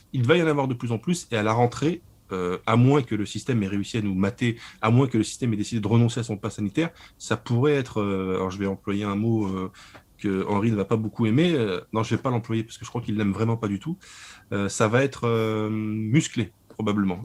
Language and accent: French; Lorraine, Grand Est, France; je suis de Lorraine